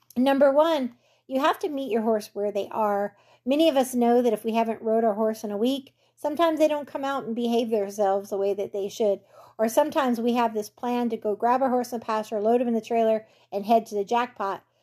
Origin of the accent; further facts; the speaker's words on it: California, United States; moved away; I grew up in California